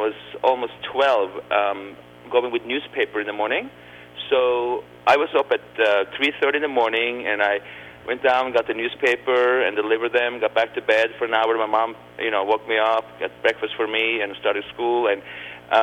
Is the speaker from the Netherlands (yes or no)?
no; Oslo, Norway; also born or lived in Spain; now in United States; I grew up right outside downtown Oslo